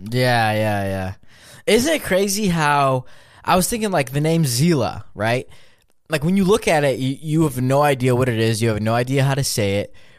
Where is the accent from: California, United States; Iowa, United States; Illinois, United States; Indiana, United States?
Illinois, United States; Chicago; I'm from Chicago, too.